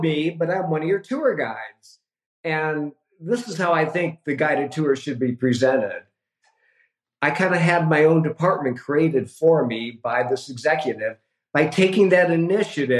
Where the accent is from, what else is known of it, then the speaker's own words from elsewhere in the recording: Michigan, United States; moved away as an adult; now in Los Angeles, United States; a kid growing up in Michigan